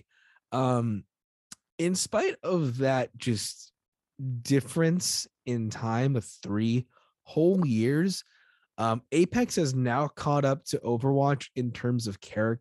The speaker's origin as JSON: {"language": "English", "country": "United States", "said": "I'm American"}